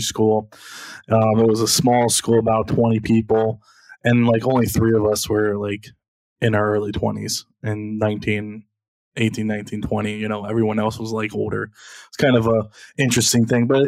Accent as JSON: {"language": "English", "town": "Columbus", "region": "Ohio", "country": "United States", "tie": "born or raised there", "said": "I was born in Columbus, Ohio"}